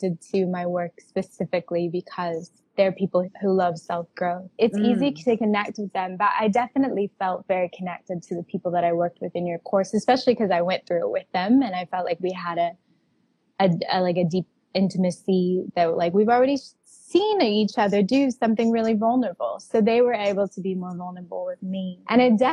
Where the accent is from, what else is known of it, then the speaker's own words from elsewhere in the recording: Texas, United States; I'm from Texas. I grew up in a like conservative little bubble of that area